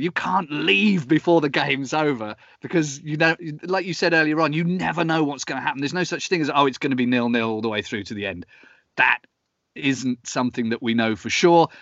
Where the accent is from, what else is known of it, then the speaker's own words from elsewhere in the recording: Southampton, South East England, United Kingdom; moved away as an adult; now in Cologne, Germany; you're born, uh, uh, in Southampton